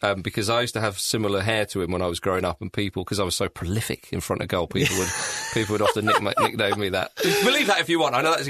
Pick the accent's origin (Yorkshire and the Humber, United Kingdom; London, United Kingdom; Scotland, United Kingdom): Scotland, United Kingdom; Edinburgh; When I grew up in Edinburgh